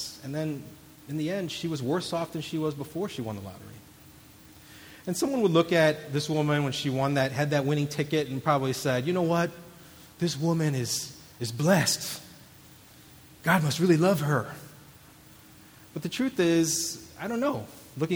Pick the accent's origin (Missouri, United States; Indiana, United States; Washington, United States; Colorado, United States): Missouri, United States; St. Louis; I grew up in St. Louis